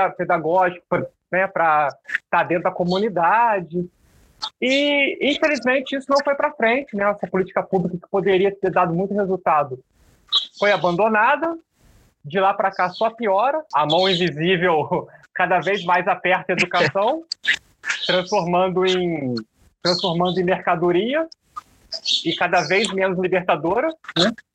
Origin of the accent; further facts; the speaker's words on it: Três Rios, Rio de Janeiro, Brazil; Eu, eu sou do, do, do estado do Rio de Janeiro, e quando eu era criança, sei lá, por volta dos 8, 10 anos, eu é, sou de uma cidadezinha do interior do Rio, chamada Três Rios.